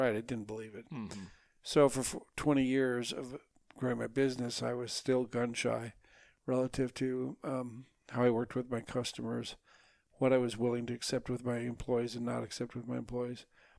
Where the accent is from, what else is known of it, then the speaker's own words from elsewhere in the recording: Minnesota, United States; I grew up in Minnesota.